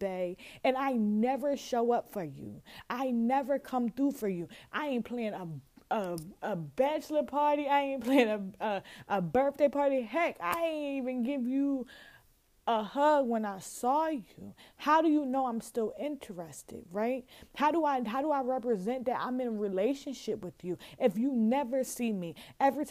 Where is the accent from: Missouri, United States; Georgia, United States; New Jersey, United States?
New Jersey, United States; Chesilhurst; also born or lived in Camden, New Jersey; I'm from Chislehurst